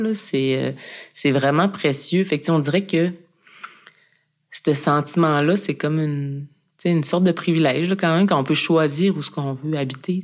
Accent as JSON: {"language": "French", "town": "Mashteuiatsh", "region": "Quebec", "country": "Canada", "tie": "born or raised there", "moved": "yes", "said": "Dans mon village, à Meshtoyat, qui est une communauté inou"}